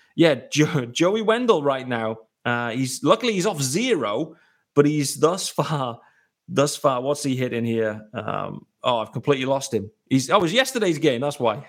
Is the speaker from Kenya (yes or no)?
no; United Kingdom; me, as a British guy